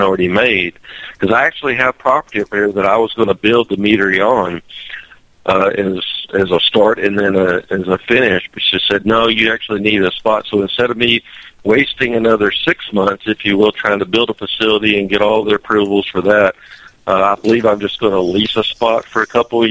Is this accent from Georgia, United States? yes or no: yes; Dahlonega, Georgia, United States; born or raised there